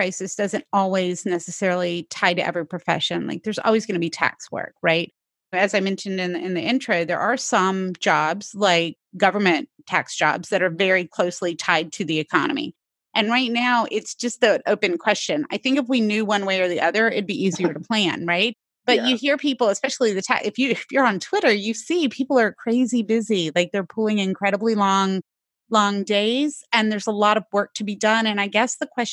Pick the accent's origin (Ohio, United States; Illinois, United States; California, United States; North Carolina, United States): North Carolina, United States; moved away as an adult; also born or lived in Northeast United States; I'm from North Carolina originally, and it was a big deal for me to go up to the Northeast to go to school.